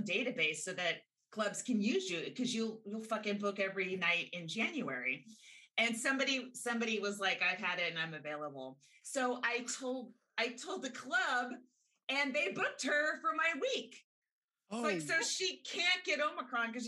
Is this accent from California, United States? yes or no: yes; Northern California, United States; moved away; my house growing up in Northern California